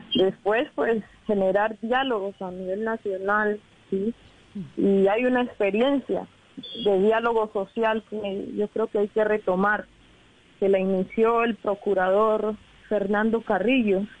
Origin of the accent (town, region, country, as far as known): Colombia